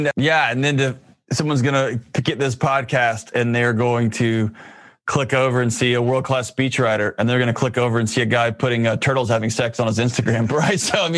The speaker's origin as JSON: {"language": "English", "town": "Lubbock", "region": "Texas", "country": "United States", "tie": "born or raised there", "said": "I grew up in Lubbock where it's a farming community"}